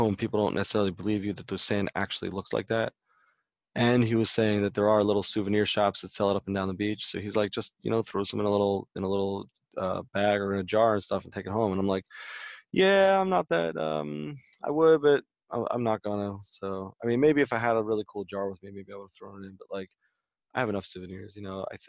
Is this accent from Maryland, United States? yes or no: yes; Baltimore, Maryland, United States; I grew up in Baltimore, Maryland